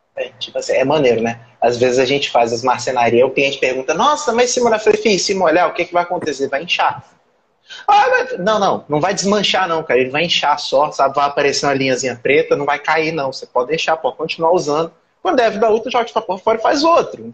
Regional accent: Brazil; eu sou brasileiro

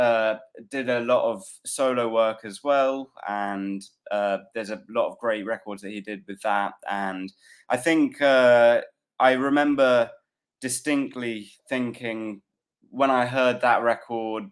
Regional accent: London, United Kingdom; also born or lived in Peckham, London; I'm from Fulham originally, and I'm living around Peckham these days.

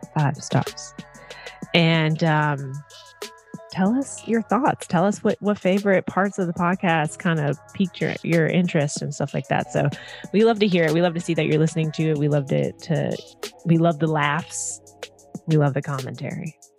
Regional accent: Minneapolis, Minnesota, United States; also born or lived in Duluth, Minnesota / Chicago; now in Los Angeles, United States; growing up in Minneapolis

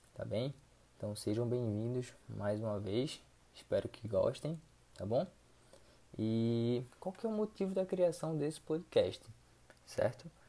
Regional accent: Recife, Pernambuco, Brazil; sou de Recife, Pernambuco

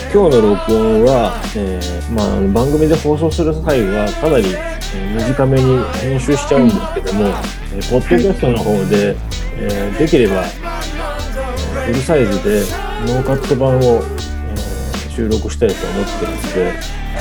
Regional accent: Shizuoka, Japan; 俺は逆に静岡から出たことがなくて

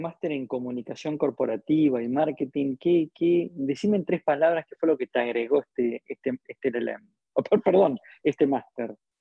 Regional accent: Argentina; cómo somos los argentinos

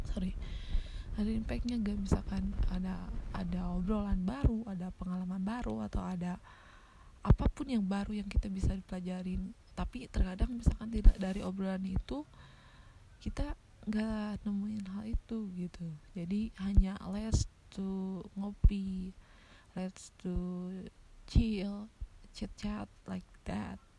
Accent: Tasikmalaya, West Java, Indonesia; btw gue kan dari Tasik ya Tasik itu termasuk kota-kota kecil ya banyak sekali sekarang tempat ngopi di Tasik ya

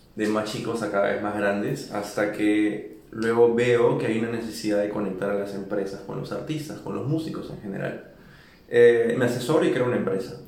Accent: Lima, Peru; moved away as an adult; also born or lived in New York; now in Mexico City, Mexico; Nací y crecí en Lima, Perú.

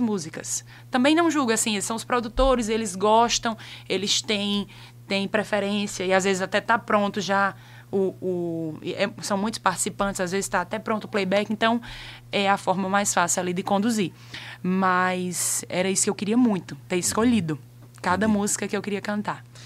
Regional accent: Monteiro, Paraíba, Brazil; moved away as an adult; also born or lived in Recife; depois de 20 anos nascido e criado aqui em Monteiro

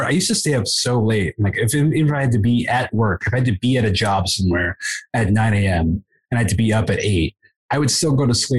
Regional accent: Buffalo, New York, United States; I grew up in Buffalo.

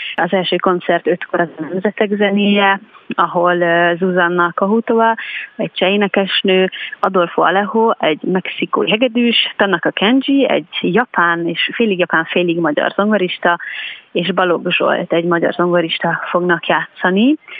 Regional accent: Telki, Pest, Hungary; Telkibe, ami egyébként nekem a, a, a szülőfalum, vagy most már városom

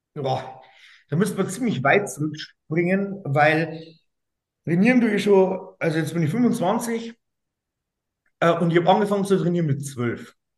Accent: Straubing, Bavaria, Germany; ich komme aus Straubing

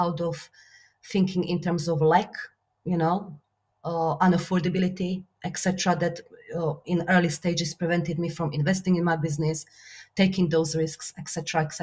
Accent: Slovakia; English is a second language; moved away; my Slovakia is my home country

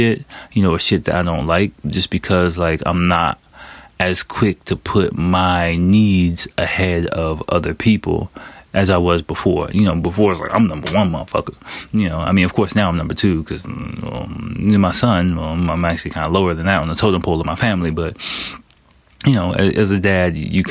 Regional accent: United States; moved away as an adult; now in Japan; I'm American

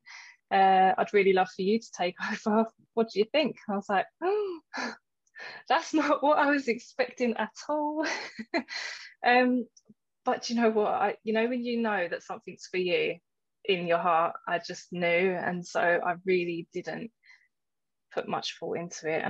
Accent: London, United Kingdom; moved away; also born or lived in Essex; I grew up in East London and, you could probably still hear that in my voice, but then I moved to Essex at a certain point, and so accents were quite, you know, quite mixed, and I didn't pronounce certain things

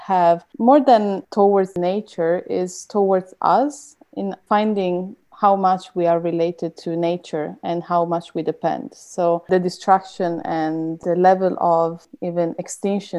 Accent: Italy; now in Germany; originally from Italy, but based in Germany.

